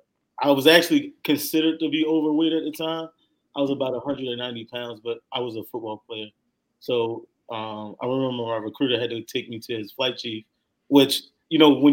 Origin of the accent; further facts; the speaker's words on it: Baltimore, Maryland, United States; moved away as an adult; also born or lived in Turkey / Minot / Bolling; I'm originally from Baltimore. You know, I went to a pretty good high school